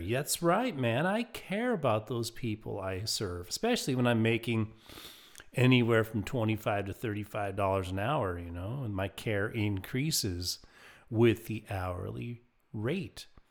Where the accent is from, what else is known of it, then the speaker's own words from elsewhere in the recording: Lakewood, Colorado, United States; my hometown of Lakewood, Colorado